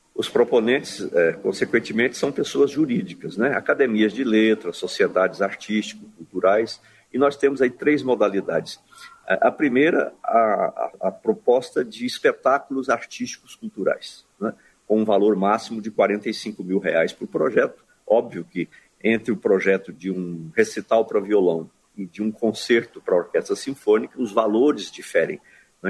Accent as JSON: {"language": "Portuguese", "region": "Goiás", "country": "Brazil", "tie": "born or raised there", "said": "eu estou na cidade de Goiás, que é a minha cidade natal"}